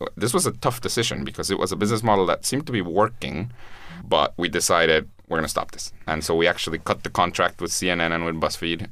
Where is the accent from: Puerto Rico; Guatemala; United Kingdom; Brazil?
Guatemala; I'm from Guatemala